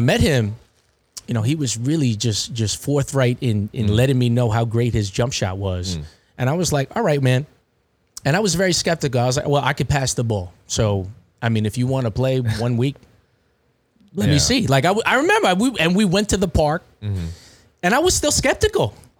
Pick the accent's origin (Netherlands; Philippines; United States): Philippines; You're Indian. He's Indian. I'm Filipino.